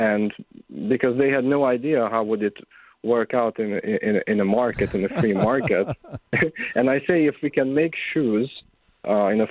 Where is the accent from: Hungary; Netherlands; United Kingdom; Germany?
Hungary; I am from Hungary, which is in Central Eastern Europe